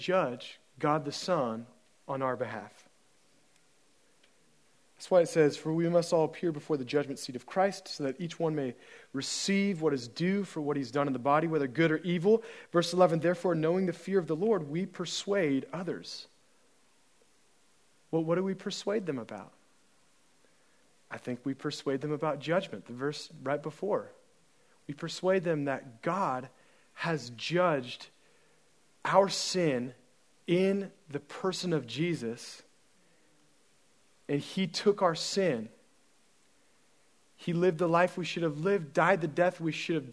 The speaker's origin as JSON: {"language": "English", "country": "United States", "said": "I'm an American"}